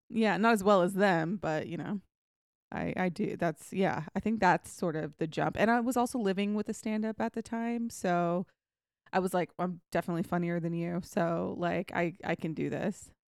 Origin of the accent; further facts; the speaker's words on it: Texas, United States; also born or lived in England; I'm from Texas